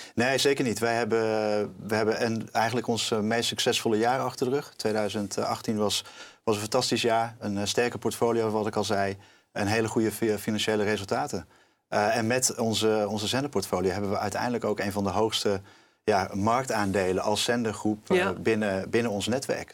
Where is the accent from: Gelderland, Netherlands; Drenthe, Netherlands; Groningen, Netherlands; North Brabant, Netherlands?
North Brabant, Netherlands; ik kom ook uit Brabant, dus vlakbij de grens.